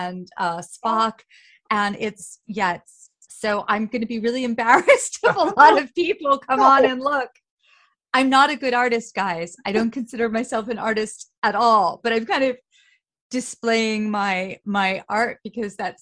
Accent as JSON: {"language": "English", "town": "New York City", "region": "New York", "country": "United States", "tie": "born or raised there", "said": "I grew up on the Upper West Side in a pre-war building"}